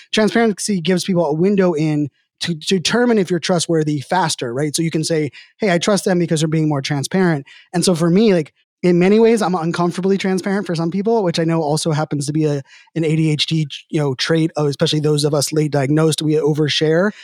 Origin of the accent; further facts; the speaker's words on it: Pittsburgh, Pennsylvania, United States; I'm from Pittsburgh